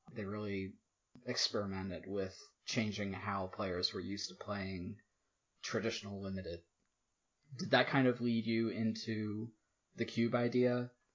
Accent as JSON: {"language": "English", "region": "Virginia", "country": "United States", "tie": "born or raised there", "also_born_or_lived": "Maryland", "moved": "as an adult", "said": "I moved back to my home state of Virginia just over a year ago"}